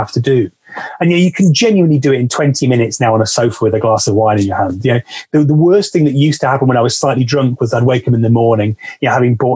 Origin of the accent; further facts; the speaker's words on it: West Midlands, United Kingdom; now in Manchester, United Kingdom; the small city where I grew up in the West Midlands